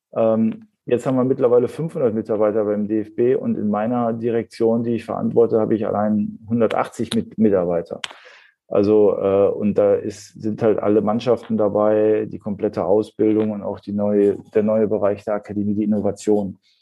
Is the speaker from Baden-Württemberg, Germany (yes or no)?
no; Ruhr area, North Rhine-Westphalia, Germany; moved away as an adult; also born or lived in Hamburg; das war das erste Mal, wo ich dann auch äh, aus meiner Heimatstadt äh, ausgezogen bin